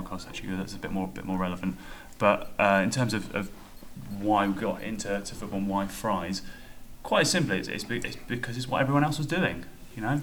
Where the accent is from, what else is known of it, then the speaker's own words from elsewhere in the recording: London, United Kingdom; now in Keynsham area, United Kingdom; I'm from London